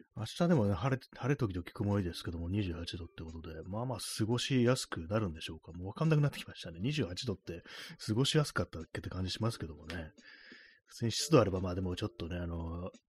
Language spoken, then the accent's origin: Japanese; Tokyo, Japan; 私、東京の人間ですけども